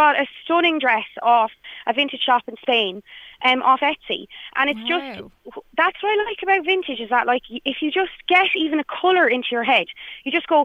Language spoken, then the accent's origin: English; Ireland; as Irish people